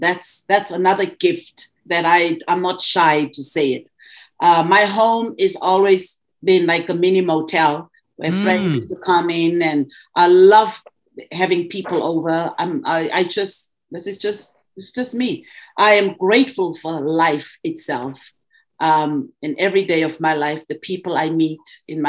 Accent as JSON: {"language": "English", "country": "South Africa", "tie": "born or raised there", "moved": "as an adult", "lives_now": "Montreal, Canada", "said": "I was from South Africa"}